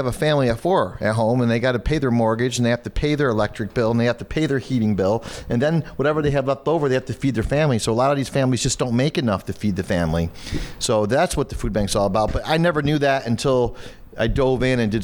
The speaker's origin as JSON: {"language": "English", "area": "Genesee County, south of Batavia", "region": "New York", "country": "United States", "tie": "born or raised there", "said": "I grew up in Genesee County, 15 minutes south of Batavia"}